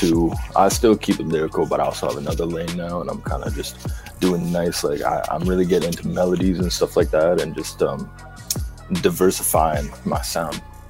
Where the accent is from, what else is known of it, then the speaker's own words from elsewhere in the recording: Edmonton, Alberta, Canada; I'm from Edmonton.